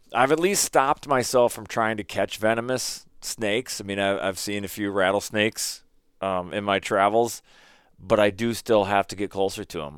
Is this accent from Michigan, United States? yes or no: no; Minnesota, United States; growing up in Minnesota